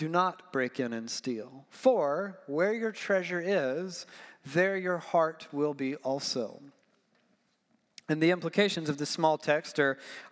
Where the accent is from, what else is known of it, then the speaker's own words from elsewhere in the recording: Georgia, United States; I'm from Georgia.